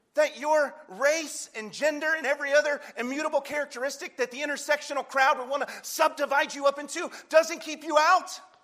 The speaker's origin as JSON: {"language": "English", "region": "North Carolina", "country": "United States", "said": "I'm from North Carolina"}